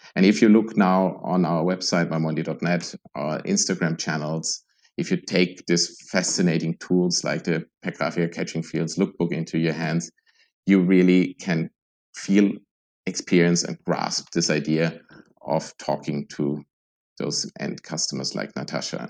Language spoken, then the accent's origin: English; Germany; now in Vienna, Austria; I'm originally from Germany